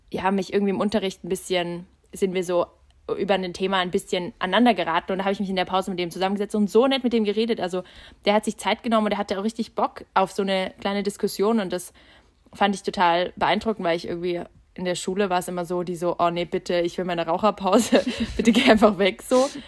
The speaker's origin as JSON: {"language": "German", "region": "Budapest", "country": "Hungary", "said": "das gibt es halt in Ungarn nicht. Also du hast bei uns in Budapest, da gibt es keine Nebenjobs."}